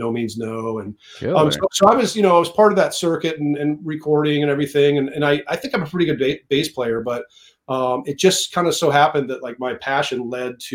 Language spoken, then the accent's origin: English; Iowa, United States; I grew up in the Midwest in Iowa